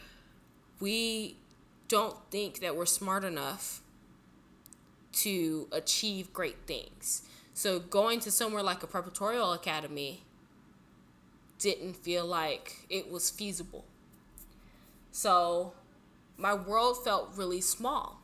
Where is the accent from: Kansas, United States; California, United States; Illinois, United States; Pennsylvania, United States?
California, United States; Southern; I grew up in Southern California, 2 hours from Tijuana, like, from the border.